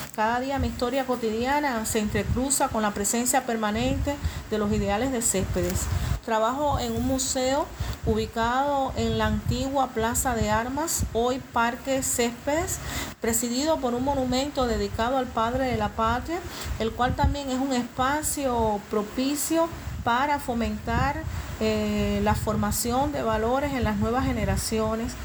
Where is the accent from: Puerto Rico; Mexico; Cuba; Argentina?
Cuba; Santiago de Cuba; soy cubana, santiaguera